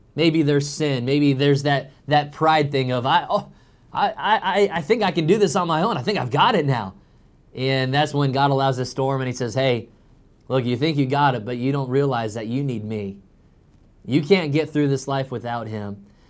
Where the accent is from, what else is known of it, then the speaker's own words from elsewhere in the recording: Illinois, United States; now in North Carolina, United States; growing up in Illinois